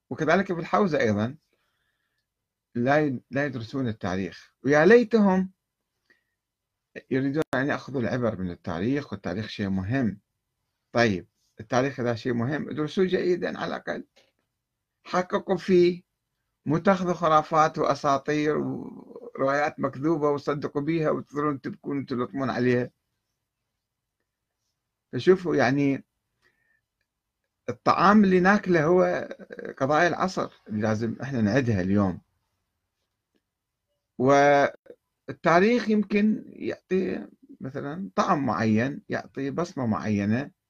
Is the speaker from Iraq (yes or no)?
yes; Karbala, Karbala Governorate, Iraq; moved away as an adult; أنا عشت في كربلاء ولدت في كربلاء وعشت في كربلاء 20 عاما تقريبا وكنت أحضر مجالس الخطباء والعلماء أيضا وكانت أحاديثهم في الستينات يعني أنا وعيت في الستينات وخرجت في بدايات السبعينات